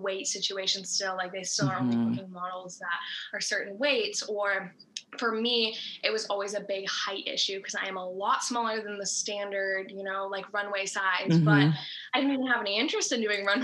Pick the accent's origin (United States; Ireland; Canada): United States; Massachusetts; where I grew up is in Massachusetts. So that's like always been my home base